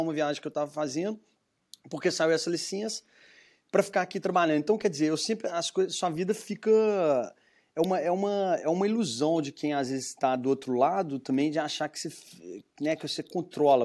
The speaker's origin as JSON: {"language": "Portuguese", "town": "Belo Horizonte", "region": "Minas Gerais", "country": "Brazil", "accent": "mineiro", "moved": "as an adult", "lives_now": "United States", "said": "vê pelo meu sotaque, sou de sou mineiro, né, de uhum. Belo Horizonte"}